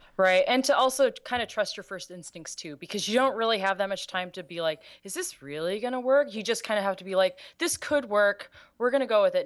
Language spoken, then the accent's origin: English; Los Angeles, California, United States; being from L